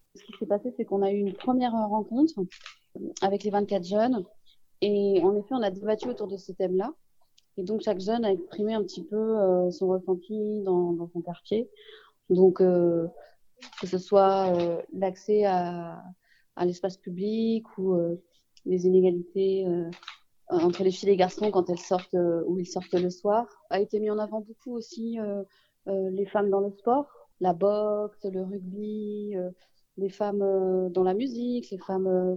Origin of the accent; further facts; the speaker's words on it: Saint-Ouen, Île-de-France, France; on est de Saint-Ouen, on est au Donien.